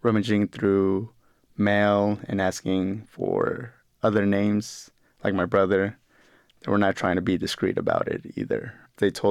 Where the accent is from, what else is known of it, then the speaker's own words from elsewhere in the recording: Sacramento, California, United States; also born or lived in Mexico City, Mexico; My family decided to move us to the United States. That was in 1993, and we moved to Sacramento, California.